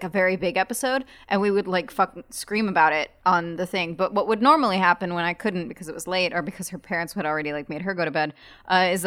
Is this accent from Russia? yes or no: no; Germany; moved away; I grew up in Germany